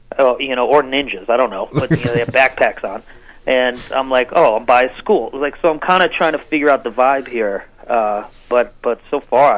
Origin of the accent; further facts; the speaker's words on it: New England, United States; now in Los Angeles, United States; I live in Los Angeles, but I was born and raised in New England